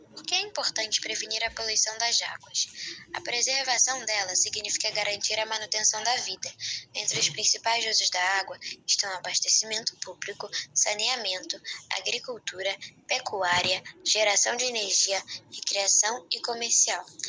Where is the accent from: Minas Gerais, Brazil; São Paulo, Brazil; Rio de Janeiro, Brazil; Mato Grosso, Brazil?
Minas Gerais, Brazil; sou natural do estado de Minas Gerais, Brasil